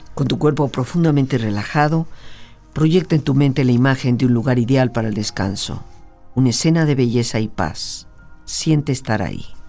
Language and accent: Spanish; Mexico; como totalmente mexicana